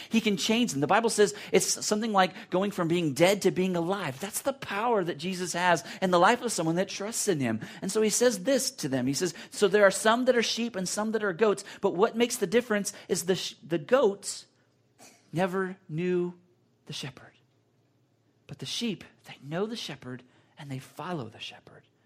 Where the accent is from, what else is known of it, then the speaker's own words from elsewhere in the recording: United States; as American Christians or Christians that are Americans